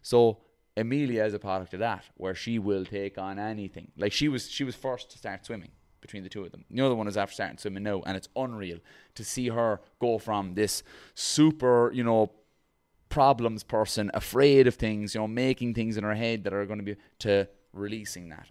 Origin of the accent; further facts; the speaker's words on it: Ireland; as an Irish person